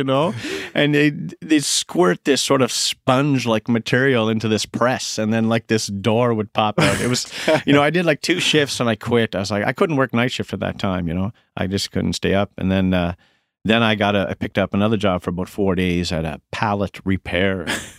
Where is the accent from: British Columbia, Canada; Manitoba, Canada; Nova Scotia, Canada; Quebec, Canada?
Nova Scotia, Canada; Mabou; And I'm coming from Mabu. I'm green. I'm naive.